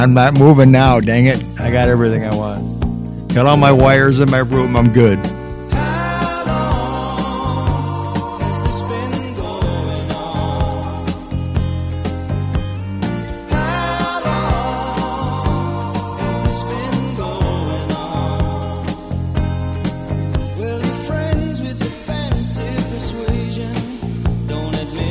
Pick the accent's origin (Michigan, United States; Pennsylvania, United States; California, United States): Michigan, United States; Detroit; now in Muskegon, United States; I'm from Detroit, but I've been here in the Muskegon area for the past 40 years